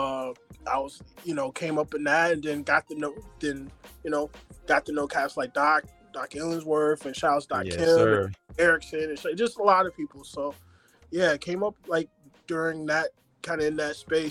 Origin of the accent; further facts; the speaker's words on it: Lansing, Michigan, United States; also born or lived in Ann Arbor, Michigan / Detroit, Michigan; Grew up in Lansing, but cut my teeth in the Ann Arbor and Detroit space.